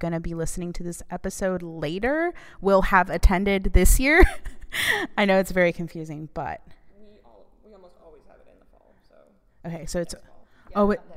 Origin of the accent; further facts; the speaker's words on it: Houston, Texas, United States; I was born here in the Montrose area, and my parents used to go on dates over at Sound Exchange. And they used to bring me along. And, you know, we spent all our time here in Houston before we moved out to the suburbs